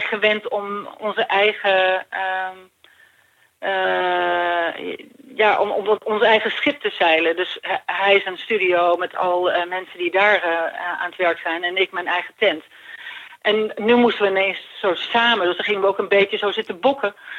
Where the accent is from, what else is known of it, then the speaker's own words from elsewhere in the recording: Ireland; moved away; ik groeide op in Ierland